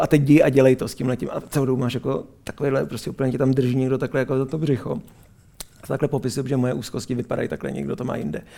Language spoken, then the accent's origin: Czech; Israel; moved away; z města, kde jsem, kde jsem vyrůstal v Izraeli.